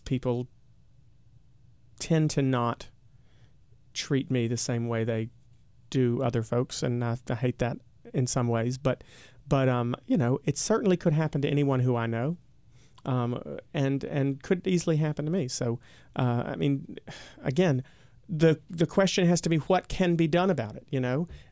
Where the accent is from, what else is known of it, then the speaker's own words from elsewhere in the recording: United States; my home state